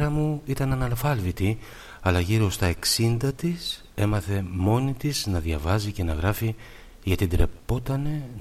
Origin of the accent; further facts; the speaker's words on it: Athens, Attica, Greece; born there; Γεννήθηκα στην Αθήνα το Νοέμβριο του 1935. Οι γονείς μου πρόσφυγες.